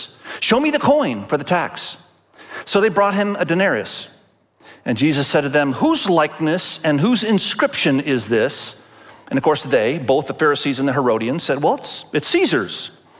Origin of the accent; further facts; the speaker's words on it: Indonesia; Many of you know, my wife and I, we grew up in Asia. I grew up in Indonesia, and my wife grew up in Cambodia.